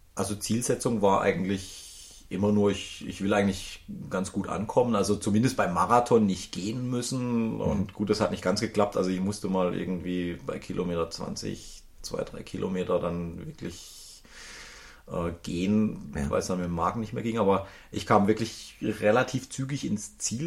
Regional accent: Baden-Baden area, Baden-Württemberg, Germany; ich bin in der Gegend Baden-Baden, Rheinebene bin ich groß geworden

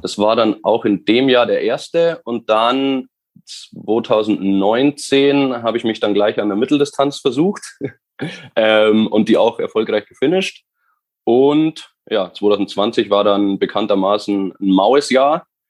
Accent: near Schliersee, Bavaria, Germany; komme mhm. ganz aus dem Süden von Deutschland, wie man vielleicht unschwer, unschwer hören kann. Nein. Und äh, genau, aus der Nähe vom Schliersee

